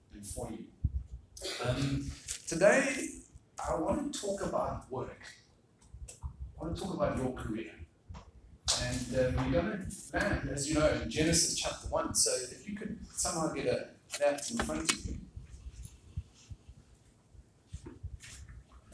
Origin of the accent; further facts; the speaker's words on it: South Africa; moved away as an adult; also born or lived in Singapore; I am from South Africa